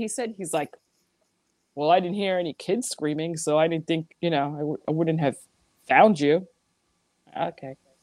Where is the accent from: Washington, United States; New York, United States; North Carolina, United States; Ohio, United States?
New York, United States; New York City; I'm from Queens